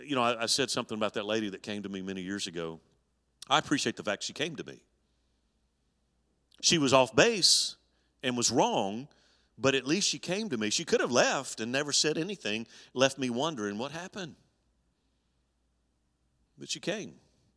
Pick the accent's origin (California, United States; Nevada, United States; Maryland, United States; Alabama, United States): Alabama, United States; When I was 10 years old, my grandfather founded the church I grew up in Alabama, and we attended that church my early years of growing up.